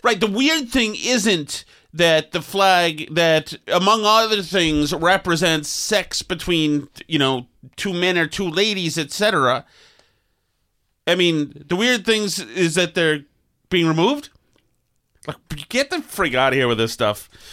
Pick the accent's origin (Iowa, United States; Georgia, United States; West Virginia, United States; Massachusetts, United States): Massachusetts, United States; Winchester; I'm a nice boy from Winchester